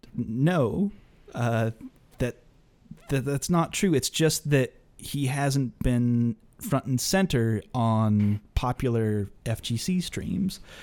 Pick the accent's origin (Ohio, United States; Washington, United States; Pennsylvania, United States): Pennsylvania, United States; Pittsburgh; I'm from Pittsburgh. I'm from Pittsburgh